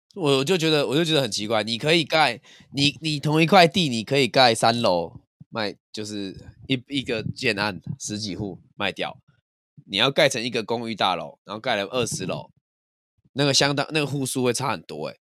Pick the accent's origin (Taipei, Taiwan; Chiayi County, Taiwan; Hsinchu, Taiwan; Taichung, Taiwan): Chiayi County, Taiwan; Chiayi; 我南部人